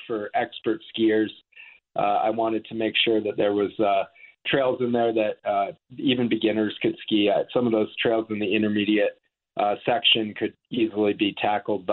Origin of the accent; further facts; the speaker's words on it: Vermont, United States; moved away as an adult; also born or lived in the West (US); I grew up on the East Coast. I grew up in Vermont